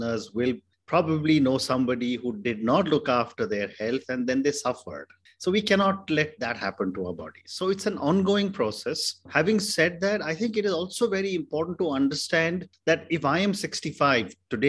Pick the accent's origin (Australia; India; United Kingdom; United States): India; I come from India